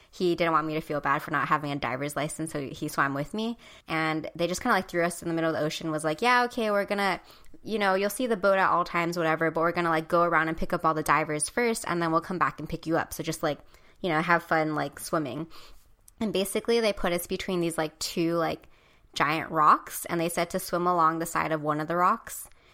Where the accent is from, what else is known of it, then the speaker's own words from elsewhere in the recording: Hawaii, United States; growing up in Hawaii